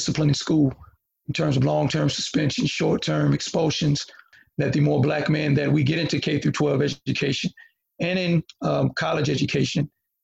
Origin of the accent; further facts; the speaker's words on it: Halifax County, North Carolina, United States; I grew up in Halifax County, not Northampton